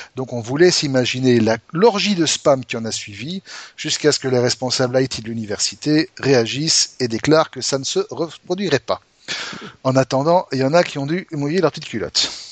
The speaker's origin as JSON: {"language": "French", "country": "Belgium", "said": "chez nous en Belgique"}